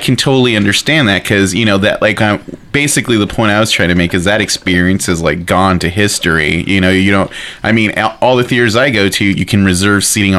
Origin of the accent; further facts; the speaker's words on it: California, United States; moved away as an adult; now in Arizona, United States; I grew up in California